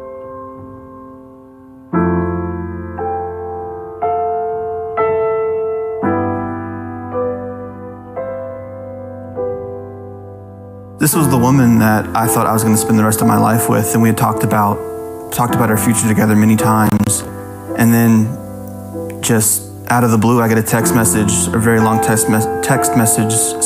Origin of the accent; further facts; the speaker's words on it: Greenland, Arkansas, United States; I grew up here in Greenland, just a little bit south of Fayetteville.